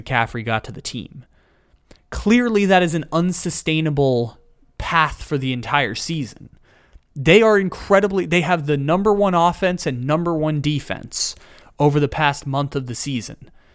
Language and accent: English; San Diego, California, United States; my hometown of San Diego